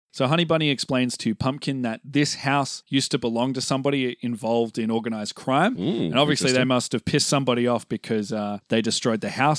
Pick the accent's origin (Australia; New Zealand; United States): Australia; We're both Australian, so